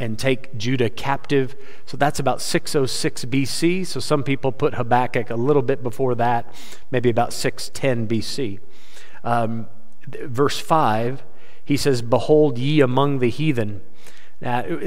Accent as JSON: {"language": "English", "country": "United States", "said": "I'm an American"}